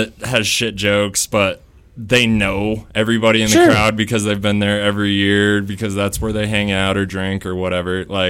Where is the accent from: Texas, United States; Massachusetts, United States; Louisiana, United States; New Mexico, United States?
New Mexico, United States; moved away; I'm from New Mexico.